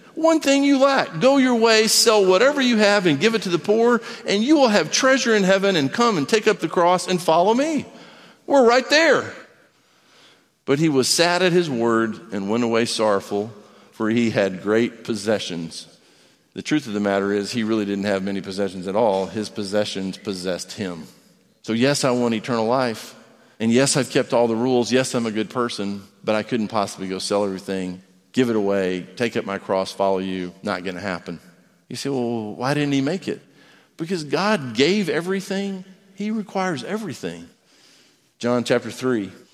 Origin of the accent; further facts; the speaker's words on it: United States; I'm an American